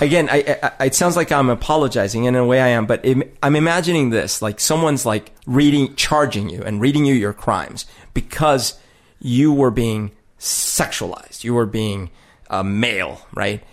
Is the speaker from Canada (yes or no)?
no; Colombia; moved away; growing up in Colombia is weird 'cause it is a very sexist society